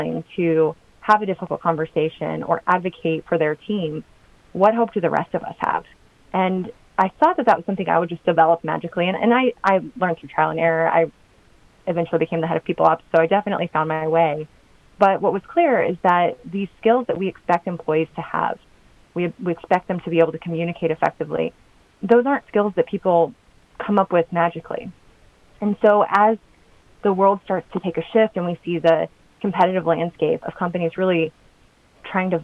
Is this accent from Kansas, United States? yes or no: yes; Kansas, United States; moved away as an adult; also born or lived in London / Washington, D.C. / San Francisco; I'm from Kansas, but during the economic recession, I moved to Washington, D.C.